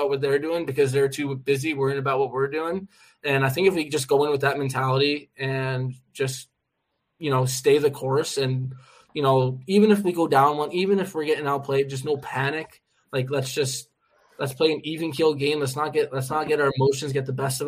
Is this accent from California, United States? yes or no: no; New Jersey, United States; also born or lived in Orlando; I'm from New Jersey, the state of New Jersey